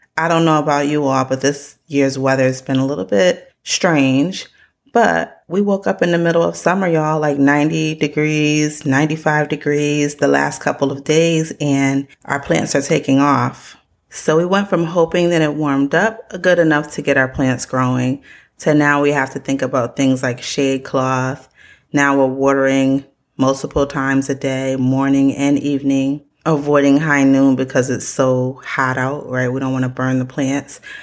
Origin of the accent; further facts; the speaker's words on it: Connecticut, United States; I grew up in Connecticut